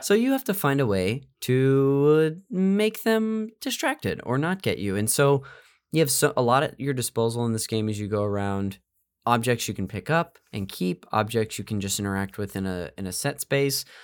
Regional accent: Central Valley, California, United States; I'm from the Central Valley up north

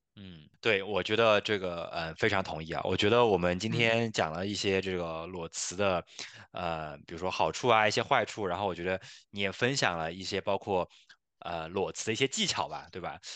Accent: China; 因为我们中国人嘛

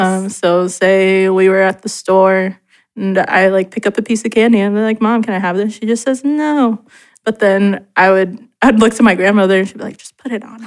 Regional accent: Portland, Oregon, United States; also born or lived in Gladstone, Oregon; I've been born and raised in Portland my whole life

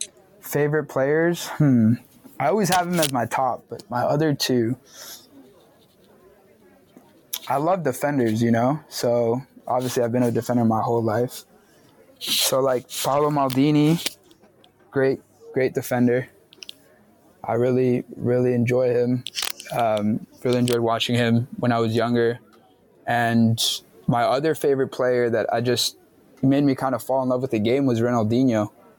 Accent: Medellin, Antioquia, Colombia; Like, I'm from Medellin, you know, I'm from that city.

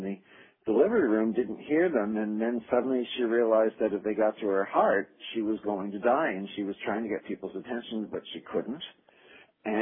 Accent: New Jersey, United States; moved away as an adult; also born or lived in Los Angeles; I grew up in New Jersey

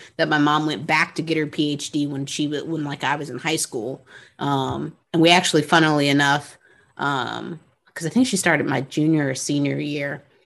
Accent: New Orleans, Louisiana, United States; I'm from New Orleans

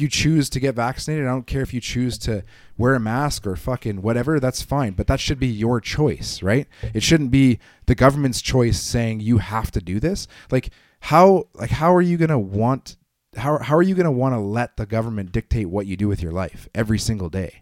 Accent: Canada; being a Canadian

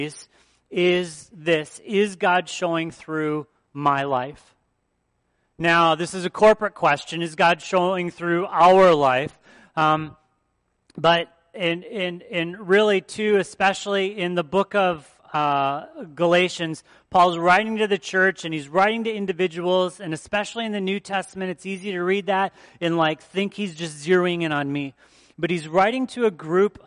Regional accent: outside of Detroit, Michigan, United States; now in Wisconsin, United States; I grew up outside of Detroit

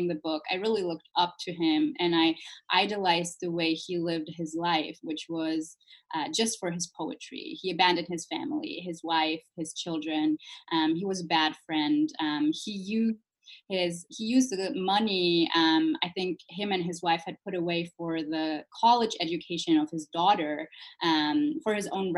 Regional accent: Germany; I was born and raised in Germany

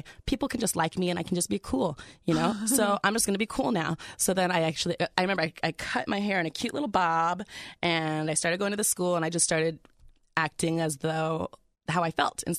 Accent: California, United States; I was already cool because I was from California.

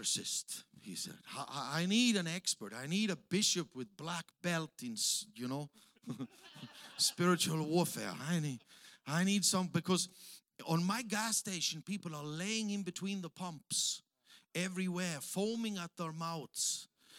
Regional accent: Austria; English is a second language; moved away as an adult; also born or lived in Africa; now in Tanzania; I'm from Austria.

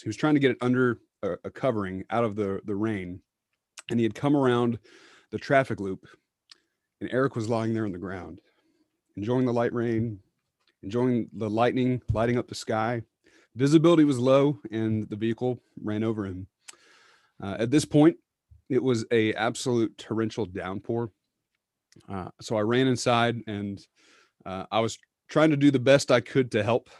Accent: Charlotte, North Carolina, United States; I grew up in Charlotte, went to a very large PCA church there, um, went to college in Charlotte, went to seminary in Charlotte

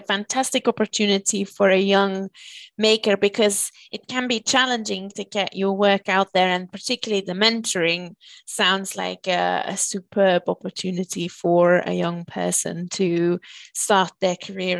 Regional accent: Belgium; moved away; In the capital of my home country, Belgium

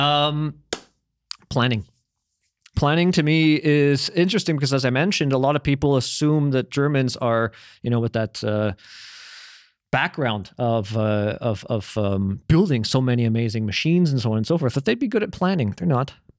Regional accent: Canada; moved away as an adult; I was raised in Canada

